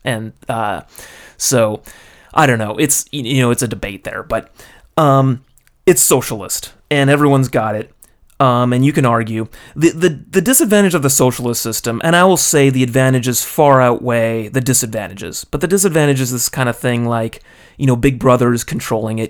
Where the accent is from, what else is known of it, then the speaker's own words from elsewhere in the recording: United States; moved away as an adult; now in Japan; I'm in, uh, my own country. I speak the language. I'm with my family. I got a support network. You know, I'm in my hometown